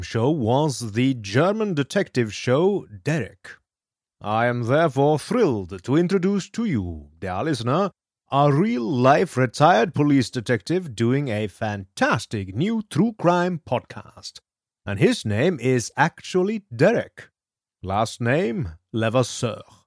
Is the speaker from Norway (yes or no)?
yes; Norway; moved away; I grew up in Norway